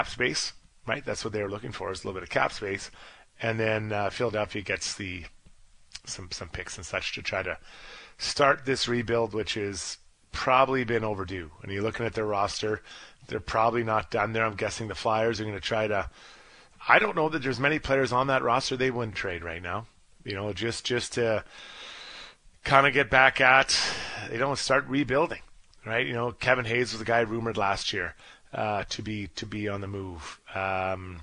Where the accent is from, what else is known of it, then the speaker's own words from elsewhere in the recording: Dundas, Ontario, Canada; from Dundas, Ontario, my hometown